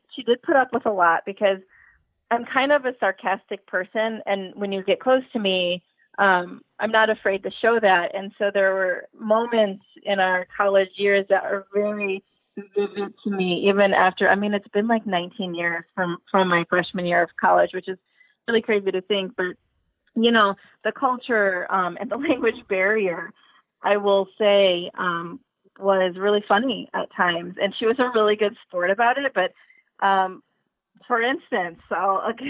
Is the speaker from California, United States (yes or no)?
no; Indiana, United States; I'm from Indiana